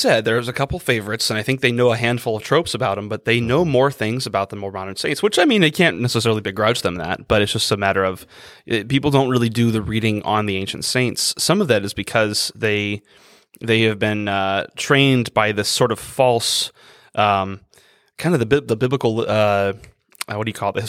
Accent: United States

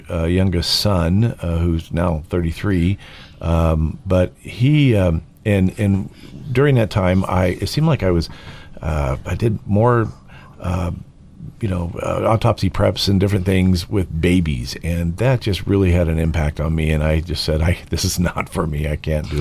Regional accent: California, United States; also born or lived in Oregon; now in Idaho, United States; I born and raised in California

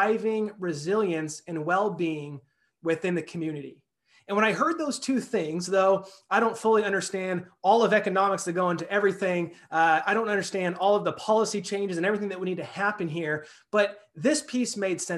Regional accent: Clovis, California, United States; also born or lived in Salt Lake City / New York / Sacramento; now in Fresno, United States; I grew up in Clovis. I now live in Fresno.

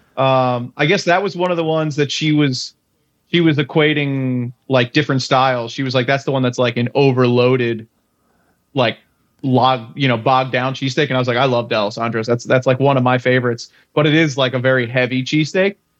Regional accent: Philadelphia, Pennsylvania, United States; they ask me where I'm from and I say Philly

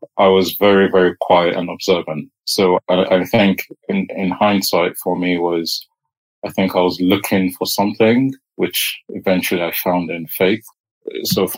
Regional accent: Nigeria; now in United Kingdom; I was born in Nigeria.

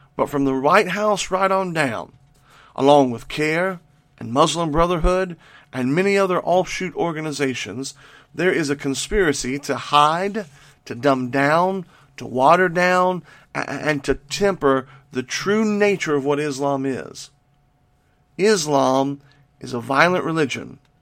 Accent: United States; you and I as American Christians

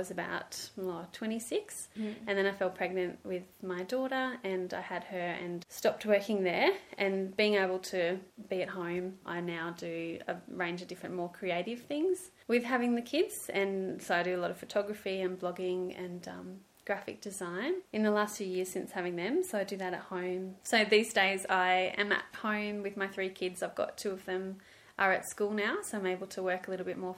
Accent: Byron Bay, New South Wales, Australia; So I grew up in Byron Bay in a really lovely Christian home with mum and dad.

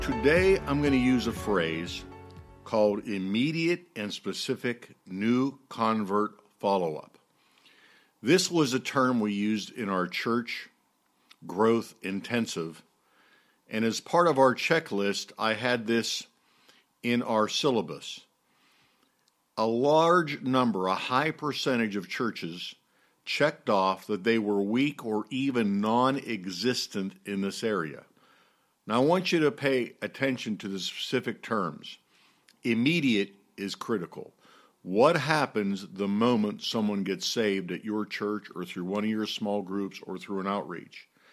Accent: Pittsburgh, Pennsylvania, United States; moved away; I'm from Pittsburgh originally, and I grew up with Roberto Clemente as my hero.

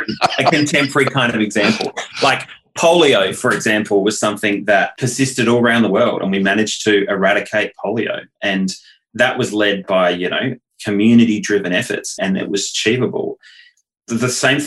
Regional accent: Adelaide, South Australia, Australia; in my hometown of Adelaide, we were recently recognised as the third most livable city on the planet

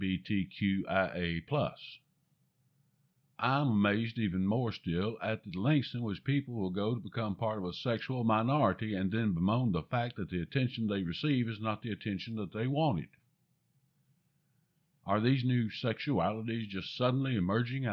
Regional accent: the American South, United States; I'm a Southerner, and I have difficult enough time speaking the English language

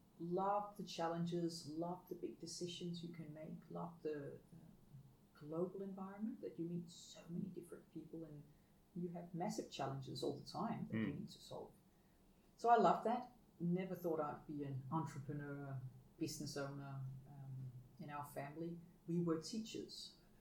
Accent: Denmark; I get more and more humbled by what I got given and what I took for granted growing up in Denmark.

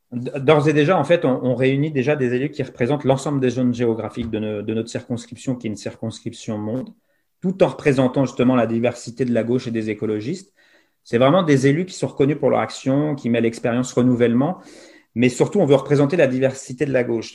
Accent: France; now in Montreal, Canada; nous, on est Français de l'étranger

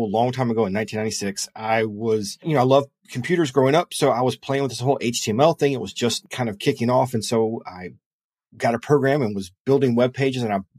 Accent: Lexington, South Carolina, United States; I am from Lexington, South Carolina.

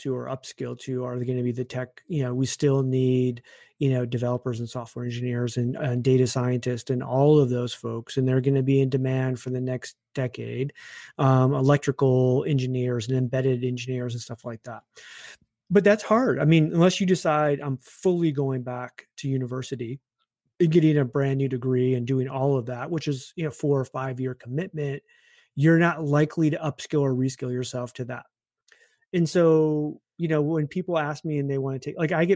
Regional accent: Michigan, United States; I grew up in Michigan

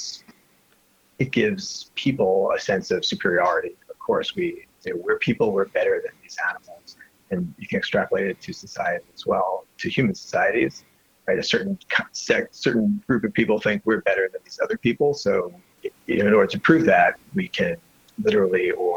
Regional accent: New York City, New York, United States; also born or lived in Lower East Side, New York City; I grew up in Brooklyn, but I've been living on the Lower East Side for the last 7 or 8 years.

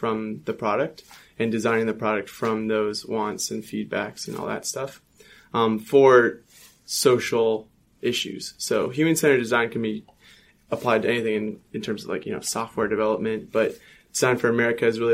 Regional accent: Redwood City, California, United States; moved away as an adult; now in Los Angeles, United States; I'm from Redwood City, California, up in the Bay Area

